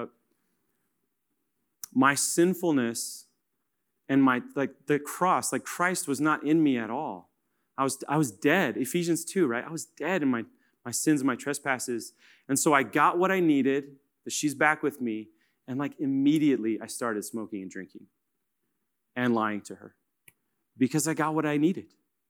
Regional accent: Kansas, United States; and I'm from Kansas, so I'm going to go to Manhattan.

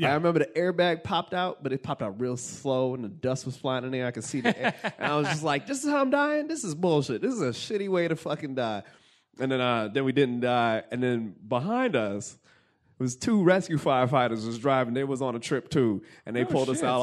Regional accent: New York, United States; I'm from New York

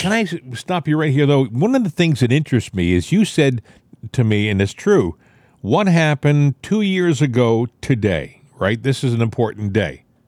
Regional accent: New England, United States; moved away; I'm from New England originally.

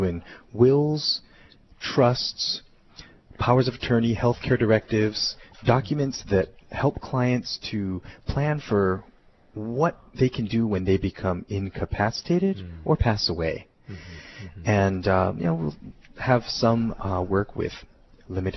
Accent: Hilo, Hawaii, United States; also born or lived in New York City; now in Oahu, United States; I grew up in Hilo on the Big Island

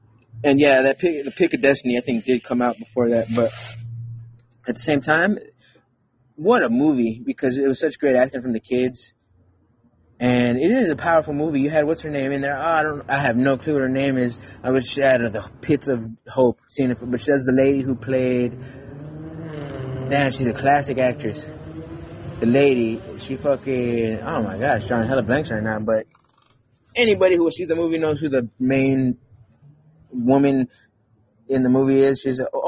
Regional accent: Wisconsin, United States; growing up in Wisconsin half the part of the time.

